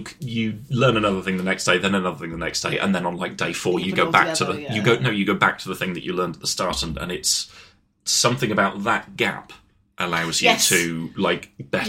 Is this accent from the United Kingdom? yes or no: yes; United Kingdom; I'm now a British man in a foreign country who doesn't know the language.